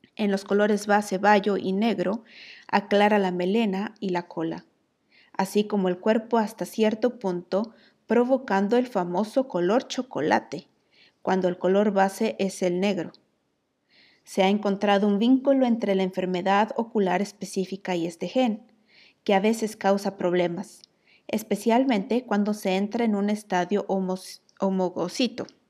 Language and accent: Spanish; Mexico; now in Iceland; Soy …, una mujer emprendedora y administradora de un hogar, transmitiendo desde Islandia